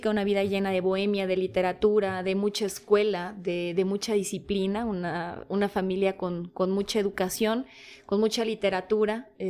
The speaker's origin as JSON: {"language": "Spanish", "region": "Bogotá", "country": "Colombia", "tie": "born or raised there", "moved": "yes", "lives_now": "Mexico", "said": "familia polaca, yo nací en Bogotá, Colombia. Colombia colombiana. colombiana, de, aquellos ayeres este, un poco oscuros de aquella Bogotá del 83."}